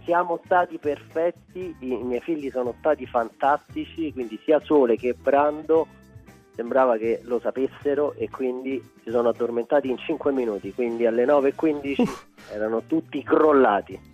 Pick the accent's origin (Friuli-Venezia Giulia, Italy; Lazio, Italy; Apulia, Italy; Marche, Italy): Lazio, Italy; Rome; accent: Roman; se parlo romano parlo romano perché sono di Roma